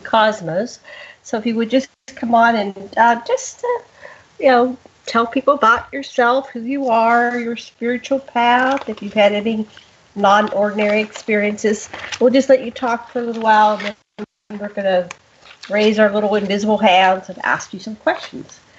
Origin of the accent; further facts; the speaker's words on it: Pittsburgh, Pennsylvania, United States; now in Maui, United States; I grew up in Pittsburgh